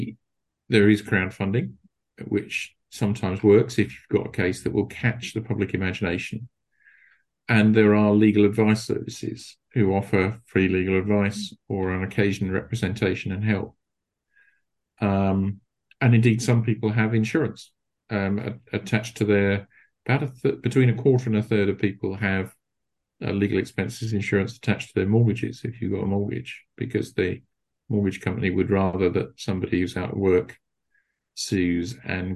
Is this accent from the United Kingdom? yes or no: yes; United Kingdom; we're still British